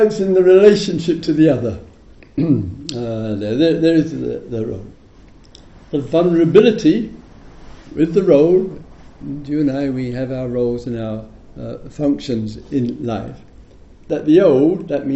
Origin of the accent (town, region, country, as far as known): England, United Kingdom